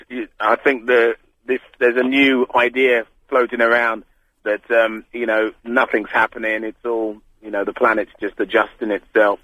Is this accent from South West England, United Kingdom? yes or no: no; London, United Kingdom; I'm born and bred in London.